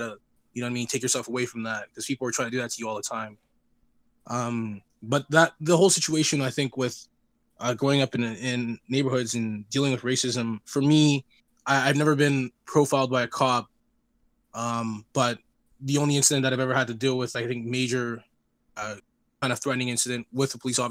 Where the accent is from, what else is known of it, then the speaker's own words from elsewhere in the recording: Toronto, Ontario, Canada; also born or lived in Scarborough; I was born in Jane Finch. I grew up with a lot of Black friends